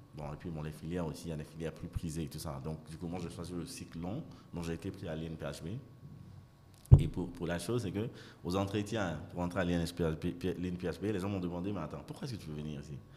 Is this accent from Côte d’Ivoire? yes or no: yes; Abidjan, Côte d’Ivoire; also born or lived in London / South Africa / Nigeria; Je suis ivoirien, donc né ici, grandi ici, et puis fini les études à Londres. Avant de revenir à Abidjan